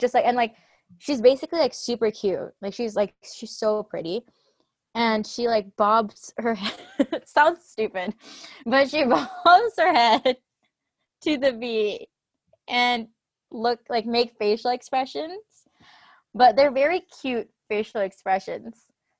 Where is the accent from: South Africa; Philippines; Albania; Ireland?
Philippines; also born or lived in Toronto; now in Edmonton, Canada; I went from Philippines, then went to Toronto, obviously, because that's like the normal route to go to Toronto first, and then moved to Edmonton.